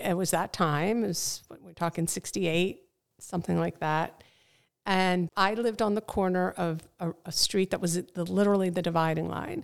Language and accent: English; Lawrence Township, New Jersey, United States; also born or lived in Trenton; I was born in Trenton and, uh, moved to Lawrence Township as a young child